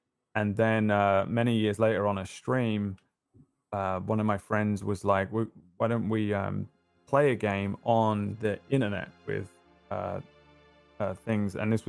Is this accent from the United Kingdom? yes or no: yes; England, United Kingdom; accent: English; one town over from where I was born. So we have a kind of similar accent. Like, mm-hmm. obviously, I am English, right? So I have an English accent.